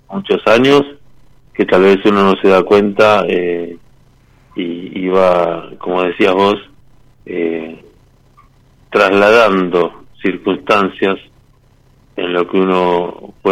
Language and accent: Spanish; Mar del Plata, Buenos Aires Province, Argentina; De Mar del Plata.